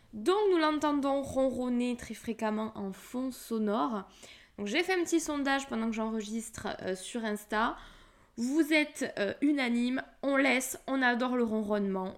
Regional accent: Toulouse, Occitania, France; accent: Toulouse; je viens de la région toulousaine, mais ça je pense que tu vas vite t'en rendre compte à mon accent

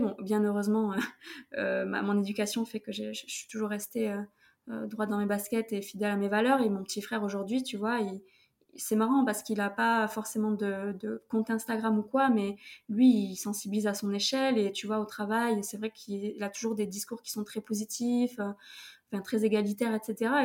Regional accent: Toulouse, Occitania, France; now in Paris, France; je viens de Toulouse

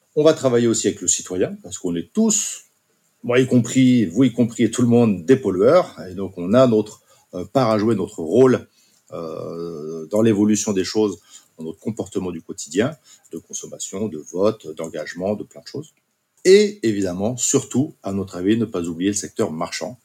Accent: Basque Country, France; moved away; je suis originaire du Pays Basque et ma femme également

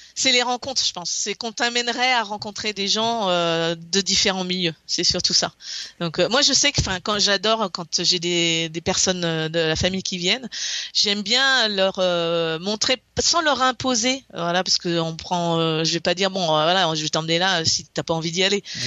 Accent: Brittany, France; moved away as an adult; now in Alabama, United States; je viens de la Bretagne

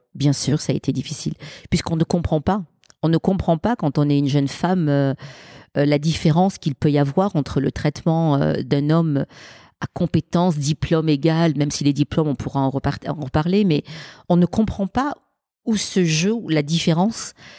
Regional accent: Marseille, Provence-Alpes-Côte d'Azur, France; quand on grandit dans une cité des quartiers nord de Marseille

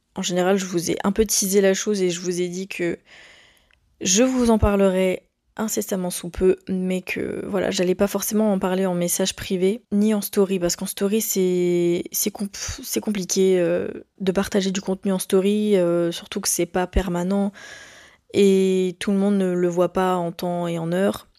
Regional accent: Quimperlé, Brittany, France; moved away as an adult; also born or lived in Lorient; now in Canada; moi je viens de Quimperlé slash Lorient

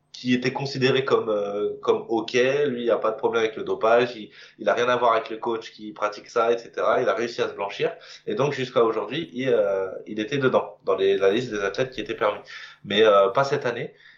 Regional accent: Moissy-Cramayel, Île-de-France, France; je viens d'une petite commune qui s'appelle moissy cramayel pour les connaisseurs. Alors, c'est pas très connu, hein, c'est en région parisienne, plutôt dans le sud

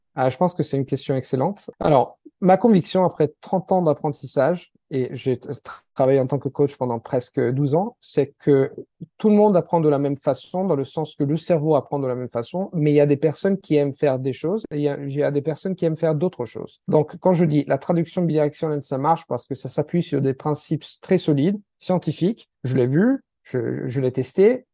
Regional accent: Italy; first language Italian; French is a second language; je suis italien.

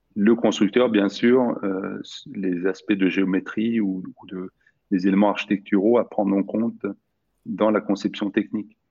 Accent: Sweden; moved away; j'ai grandi en Suède

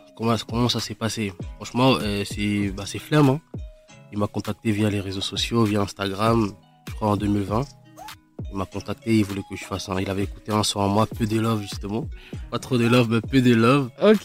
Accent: Kinshasa, DR Congo; J'ai grandi au Congo, Kinshasa

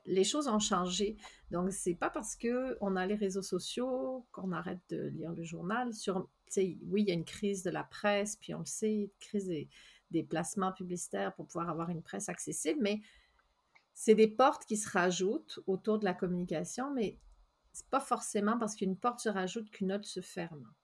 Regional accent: France; now in Gaspésie, Canada; je suis française, puis je suis fièrement française. Ça fait 18 ans que je suis en Gaspésie

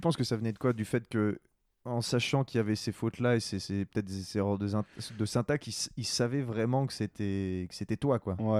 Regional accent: Quebec, Canada; moved away; also born or lived in France / Montreal; j'ai grandi au Québec, mais je suis né en France

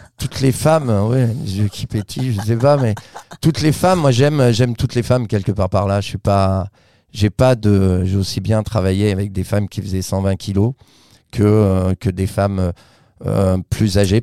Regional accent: Vichy, Auvergne-Rhône-Alpes, France; moved away as an adult; also born or lived in Paris; je viens de Vichy, de l'Allier

